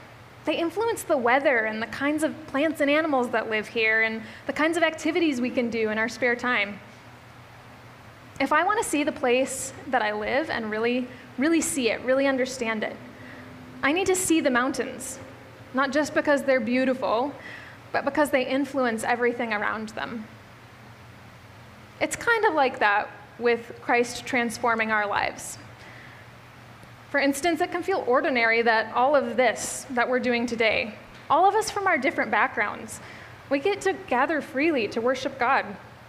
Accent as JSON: {"language": "English", "region": "Midwest", "country": "United States", "lives_now": "Bellingham, United States", "said": "I moved to Bellingham from the Midwest, which I come from the area of the Midwest that has some hills"}